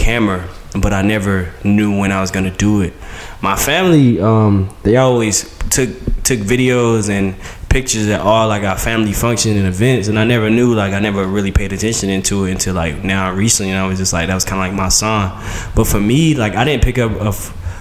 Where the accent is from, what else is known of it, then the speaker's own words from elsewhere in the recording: Goldsboro, North Carolina, United States; also born or lived in Fayetteville, North Carolina; I was born in Fayetteville, North Carolina, raised in Goldsboro